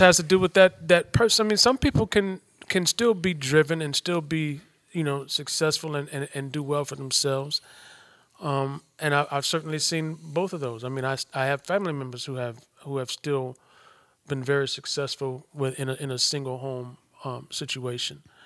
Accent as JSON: {"language": "English", "town": "Detroit", "region": "Michigan", "country": "United States", "tie": "born or raised there", "said": "I come from Detroit, the inner city of Detroit"}